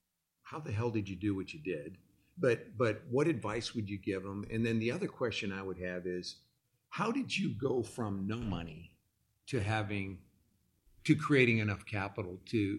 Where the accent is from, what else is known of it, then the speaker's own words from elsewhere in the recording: Illinois, United States; now in Dallas, United States; Like, I came from the Midwest. I'm from Illinois. And I came here knowing no one.